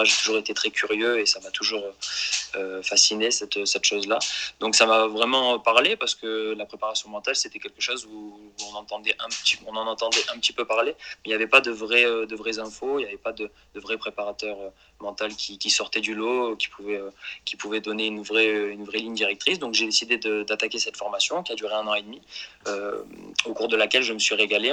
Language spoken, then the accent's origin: French; Marseille, Provence-Alpes-Côte d'Azur, France; je suis issu de Marseille